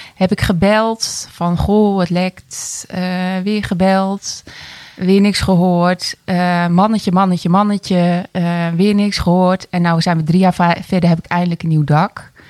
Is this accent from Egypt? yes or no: no; 's-Hertogenbosch, North Brabant, Netherlands; ik ben 47 eh, jaar en ik kom uit Den Bosch.